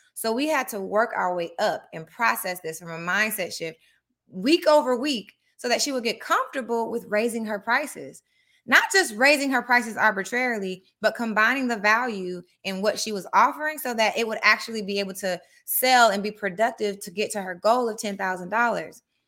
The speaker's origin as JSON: {"language": "English", "town": "Atlanta", "region": "Georgia", "country": "United States", "tie": "born or raised there", "said": "I grew up in Atlanta, Georgia"}